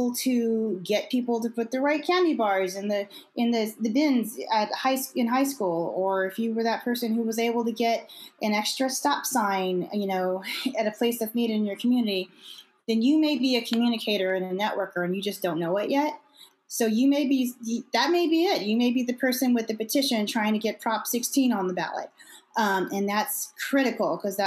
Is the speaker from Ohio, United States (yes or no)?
no; Imperial County, California, United States; moved away as an adult; also born or lived in Thousand Oaks, California; now in Riverside County, United States; I'm from Imperial County, and quite frankly, there's not a lot of resources in Imperial County